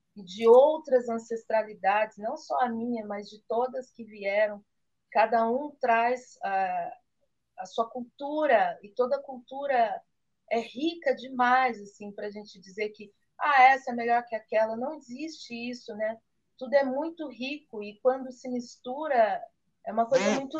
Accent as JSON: {"language": "Portuguese", "town": "Campinas", "region": "São Paulo", "country": "Brazil", "said": "eu sou paulista de Campinas, né, e com uma avó baiana"}